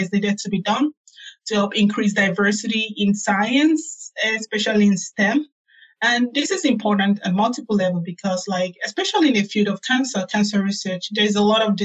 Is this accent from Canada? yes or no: no; Nigeria; moved away as an adult; also born or lived in South Carolina, United States / Birmingham, Alabama, United States; now in New Haven, United States; I grew up in Nigeria